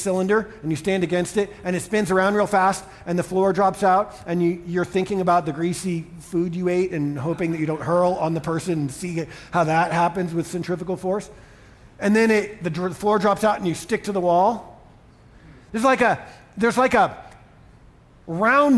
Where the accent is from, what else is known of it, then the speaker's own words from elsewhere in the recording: Boston, Massachusetts, United States; also born or lived in Colorado Springs, Colorado; now in Denver, United States; I grew up in Boston, where my life and values coalesced.